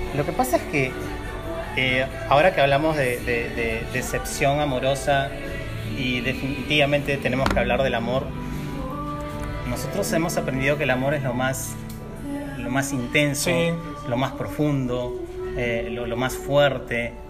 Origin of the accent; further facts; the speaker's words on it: Lima, Peru; moved away as an adult; yo soy de Lima, vine a vivir aquí hace cuatro años